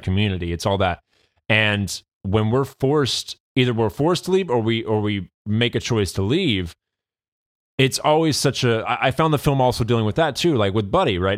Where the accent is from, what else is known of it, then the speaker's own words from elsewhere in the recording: United States; we as the, as the American people